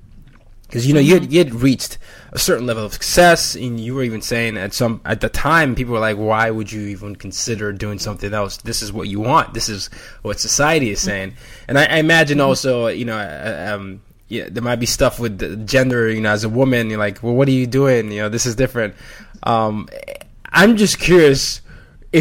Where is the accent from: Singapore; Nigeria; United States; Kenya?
Nigeria; moved away; I'm Nigerian